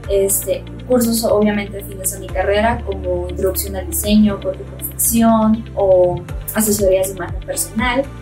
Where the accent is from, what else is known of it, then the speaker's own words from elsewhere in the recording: Sonora, Mexico; moved away as an adult; now in Mexico City, Mexico; Yo cuando recién llegué a Ciudad de México me parecía súper divertido este, explicarle a las personas de aquí pues todo lo que es Sonora, ¿no? Explicarles por qué hablamos como hablamos